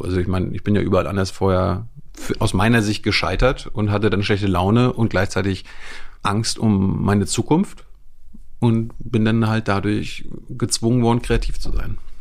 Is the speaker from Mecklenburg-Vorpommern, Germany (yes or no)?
yes; Malchin, Mecklenburg-Vorpommern, Germany; moved away; Malchin und die Umgebung. Also ja. Die Hälfte der Zeit war dann in einem Dorf nebenan. Aber im Grunde ist Malchin, MacPom